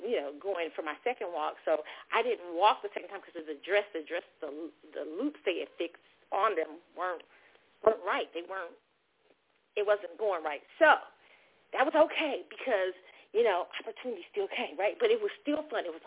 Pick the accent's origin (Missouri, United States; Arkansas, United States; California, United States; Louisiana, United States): Missouri, United States; Kansas City; moved away; my hometown, Kansas City